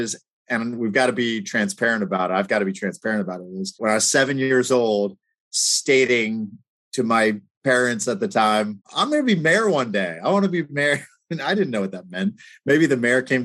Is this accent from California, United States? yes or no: no; Eastern Shore of Maryland, United States; also born or lived in Pittsburgh, Pennsylvania / Oxford, England; eventually came back to my hometown and my home region here on the Eastern Shore of Maryland